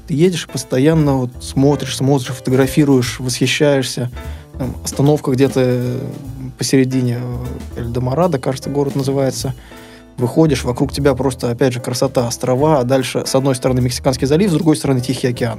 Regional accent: Saint Petersburg, Russia; Я вот из России, из Санкт-Петербурга

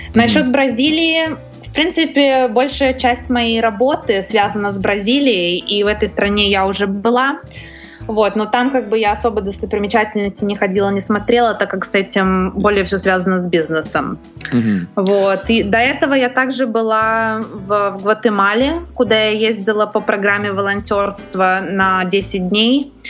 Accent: Russia; now in Los Angeles, United States; я из России, но я живу в Америке

